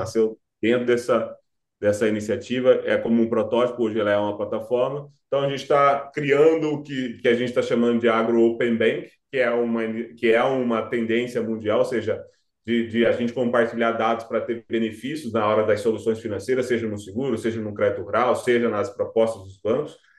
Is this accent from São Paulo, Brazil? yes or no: no; Cuiabá, Mato Grosso, Brazil; eu sou cuiabano, exatamente. Eu nasci no estado agro